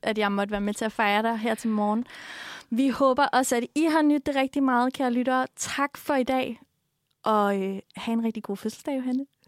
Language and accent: Danish; Funen, Southern Denmark, Denmark; som vi gør på Fyn